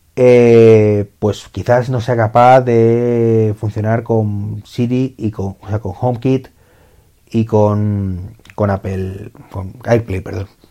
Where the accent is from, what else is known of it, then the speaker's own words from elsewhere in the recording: Spain; en mi país